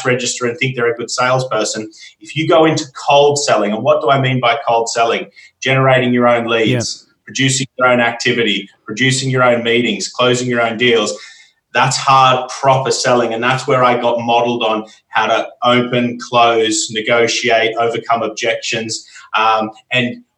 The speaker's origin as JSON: {"language": "English", "town": "Armidale", "region": "New South Wales", "country": "Australia", "tie": "born or raised there", "moved": "as an adult", "lives_now": "England, United Kingdom", "said": "I'm from Australia. I'm from a small country town in New South Wales called Armidale."}